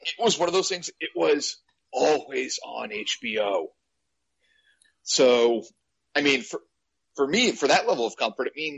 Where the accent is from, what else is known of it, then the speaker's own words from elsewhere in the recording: Maine, United States; also born or lived in Boston; those of us growing up in Maine during winter